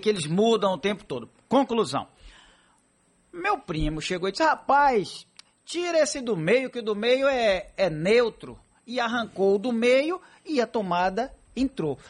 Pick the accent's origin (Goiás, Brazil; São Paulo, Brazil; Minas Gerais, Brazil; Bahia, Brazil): Bahia, Brazil; Paripe; quando eu era pequeno lá em Paripe